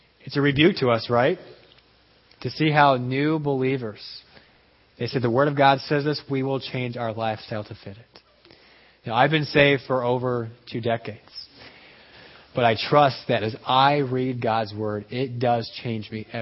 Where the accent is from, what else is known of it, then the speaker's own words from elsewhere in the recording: Peru; moved away; growing up in Peru, people still take siestas